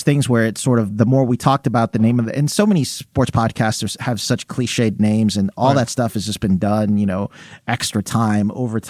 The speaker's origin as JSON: {"language": "English", "town": "Houston", "region": "Texas", "country": "United States", "tie": "born or raised there", "also_born_or_lived": "Phoenix", "moved": "yes", "lives_now": "Los Angeles, United States", "said": "I remember growing up in Houston when it was like the Ralph Sampson, Hakeem Olajuwon playing the Magic, Kareem."}